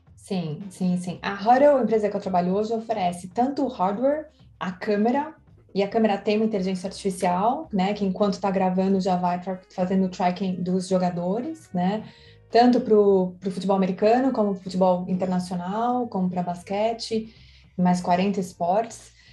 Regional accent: São Paulo, Brazil; moved away; eu nasci em São Paulo

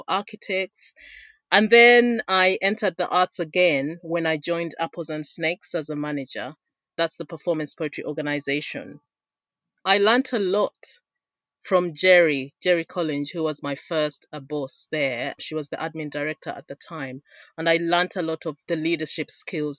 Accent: Uganda; moved away; I was born and raised in Uganda.

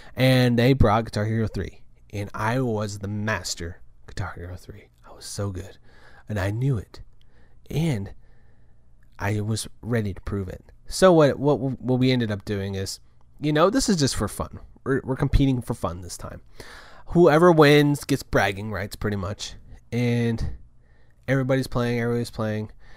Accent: Kerrville, Texas, United States; we're at my hometown

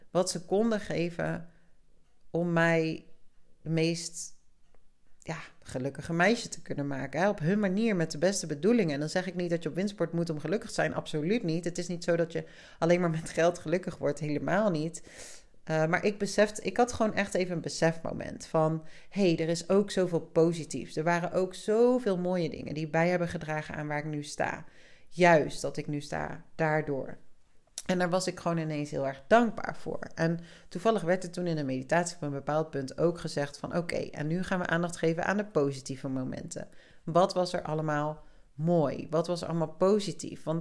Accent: South Africa; born there; also born or lived in Spain; Dat ik ben in Zuid-Afrika geboren. Ik heb in Spanje gewoond. Ik ben veel verhuisd in mijn leven.

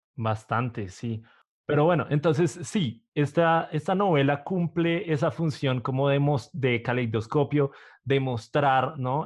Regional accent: Bogotá, Colombia; soy de Bogotá

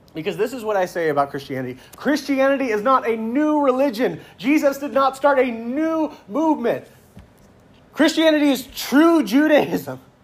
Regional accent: United States; I'm proud to be an American

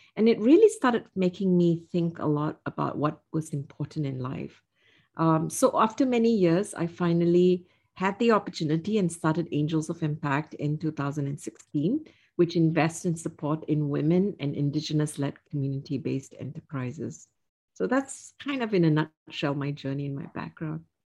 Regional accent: Singapore; moved away as an adult; I was born and raised in Singapore

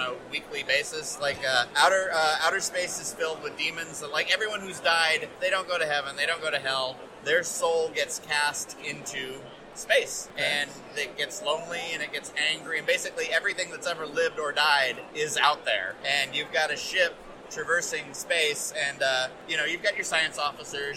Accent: United States; as an American

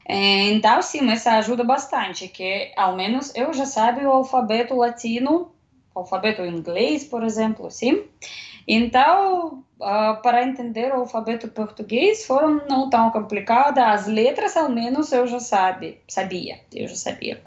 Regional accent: Russia; Portuguese is a second language; moved away as an adult; now in Brazil; sou russa, eu já moro no Brasil quase quase dois anos

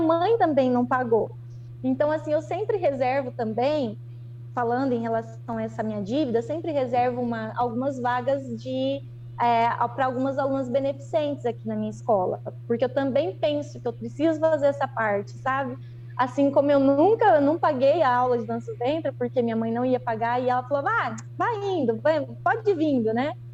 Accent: Londrina, Paraná, Brazil; moved away as an adult; now in Astorga, Brazil; vim para Astorga, que eu sou de Londrina, então, aqui no Paraná

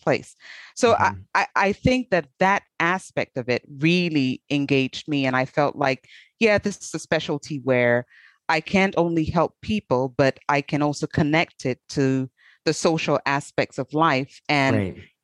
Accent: Cameroon; moved away; my home country of Cameroon

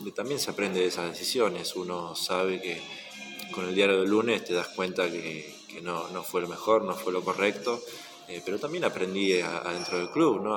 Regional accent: Mar del Plata, Buenos Aires Province, Argentina; moved away as an adult; also born or lived in Spain; siempre voy a ser de Mar del Plata. Esté donde esté, siempre voy a ser de acá

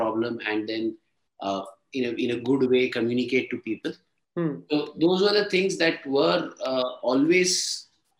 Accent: Ahmedabad, Gujarat, India; moved away as an adult; also born or lived in Kerala / Chennai / Bangalore / Hyderabad; now in Mumbai, India; I'm a Tamilian from Kerala, mm-hmm. Born and brought up in Ahmedabad.

